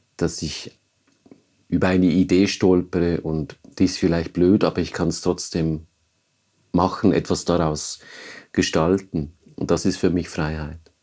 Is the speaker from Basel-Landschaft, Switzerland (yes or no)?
yes; Maisprach, Basel-Landschaft, Switzerland; moved away; ich bin in Maisprach aufgewachsen